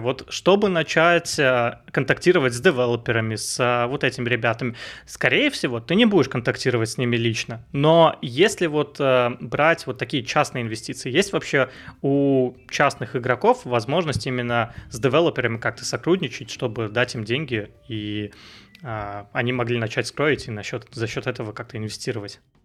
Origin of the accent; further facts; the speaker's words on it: Vsevolozhsk, Leningrad Oblast, Russia; moved away; also born or lived in Saint Petersburg; я сам из Питера, а, рядом из Питера, из Всеволожска